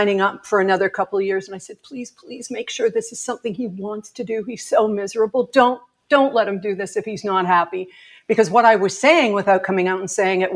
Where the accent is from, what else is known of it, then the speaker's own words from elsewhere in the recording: Edmonton, Alberta, Canada; also born or lived in Ontario; now in Vancouver Island, Canada; I was born in Edmonton, spent a lot of summers in Turner Valley